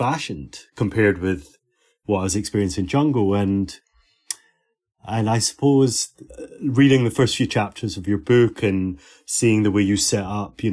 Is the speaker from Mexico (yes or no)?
no; Glasgow, Scotland, United Kingdom; I grew up in Glasgow in Scotland I was a teenager in the late 80s